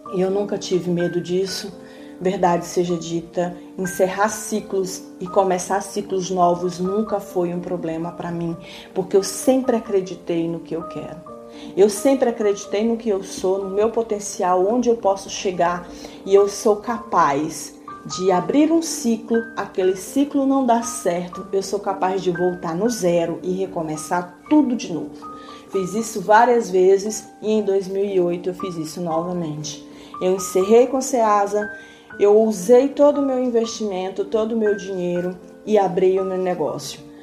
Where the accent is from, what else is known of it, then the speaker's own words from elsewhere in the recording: Maranhão, Brazil; now in São Paulo, Brazil; minha terra natal do Maranhão